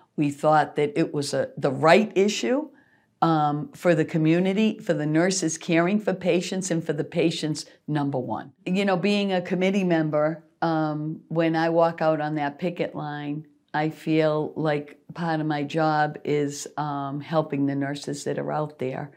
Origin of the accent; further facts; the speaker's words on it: Worcester, Massachusetts, United States; I grew up in Worcester. I was born, raised in Worcester